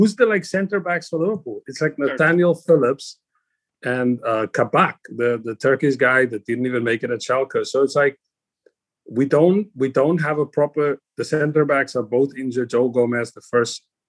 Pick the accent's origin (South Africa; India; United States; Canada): South Africa; Cape Town, Western Cape; moved away; I grew up in South Africa